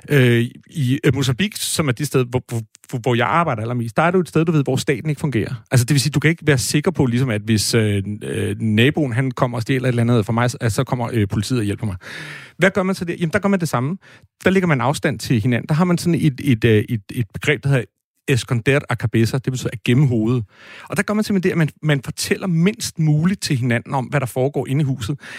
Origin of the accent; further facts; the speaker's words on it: Brabrand, Central Denmark Region, Denmark; jeg kommer ud fra Brabrand, øh, som jo er en dejlig lille øh, øh, hvad hedder sådan eventyr øh, øh, landsby.